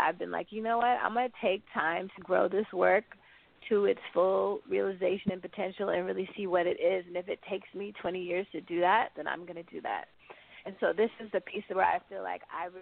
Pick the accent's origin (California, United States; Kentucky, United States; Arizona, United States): California, United States; the Bay Area; now in Brooklyn, United States; I didn't grow up in South Carolina, because I just visited and I grew up in the Bay